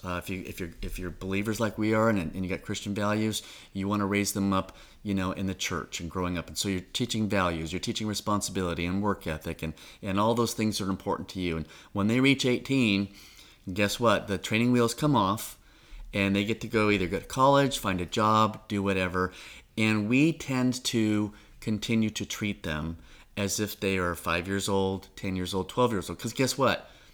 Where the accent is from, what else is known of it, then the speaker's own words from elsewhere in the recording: Orange County, Southern California, United States; moved away as an adult; now in Suwanee, United States; I've grown up in Orange County all my life, out in Southern California.